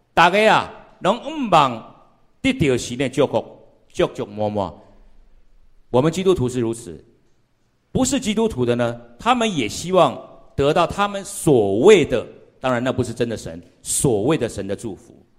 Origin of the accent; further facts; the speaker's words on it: Pingtung, Pingtung County, Taiwan; moved away as an adult; also born or lived in Wutai, Pingtung / Taipei; 我因为我从小也在平地长大，我在屏东市长大的哈，所以呢，大概也这个闽南语呢会讲一些